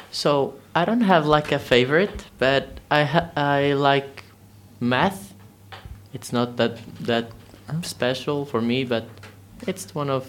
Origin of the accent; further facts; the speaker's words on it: Portugal; English is a second language; I'm from Portugal, and I'm 15 years old.